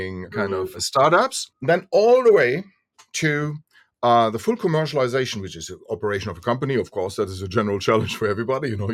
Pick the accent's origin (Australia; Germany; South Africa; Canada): Germany; Since we are from Europe, Germany